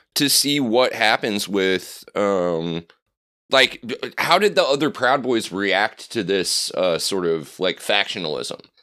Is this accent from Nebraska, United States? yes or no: yes; Nebraska, United States; I'm from the Great Plains, but to me, you know, I, I grew up in Nebraska